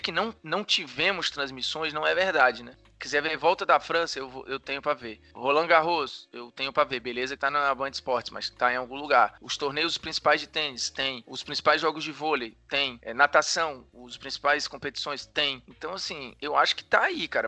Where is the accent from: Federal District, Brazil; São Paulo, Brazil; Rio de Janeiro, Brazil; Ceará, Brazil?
Ceará, Brazil; Fortaleza; moved away; eu venho de Fortaleza. Eu nunca tive contato com o handball na minha escola